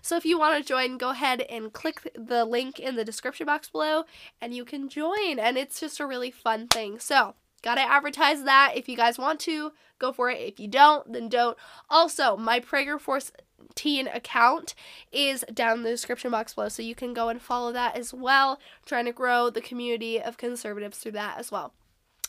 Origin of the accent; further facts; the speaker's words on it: Washington, United States; moved away; I moved back to my hometown in Washington